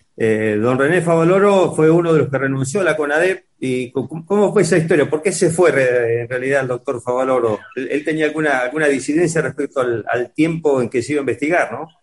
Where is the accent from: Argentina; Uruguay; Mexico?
Argentina; como, argentino